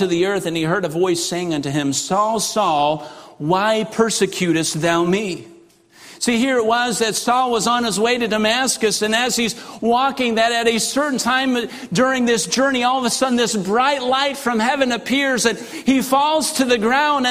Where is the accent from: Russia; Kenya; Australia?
Russia; moved away; as a kid growing up in Russia